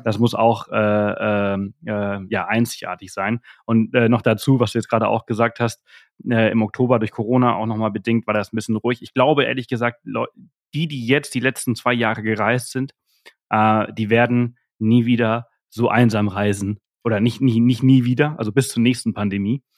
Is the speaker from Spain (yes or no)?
yes; Mallorca, Balearic Islands, Spain; bei uns hier auf Mallorca